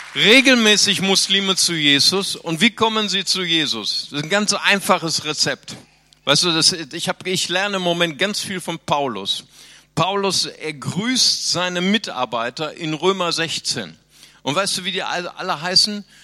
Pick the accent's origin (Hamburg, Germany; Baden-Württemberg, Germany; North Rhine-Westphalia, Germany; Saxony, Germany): North Rhine-Westphalia, Germany; Bonn; moved away; also born or lived in Brazil